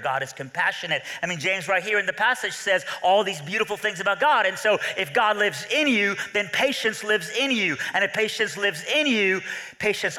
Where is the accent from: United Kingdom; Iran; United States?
Iran; I'm from Iran, all right, so I have Middle Eastern blood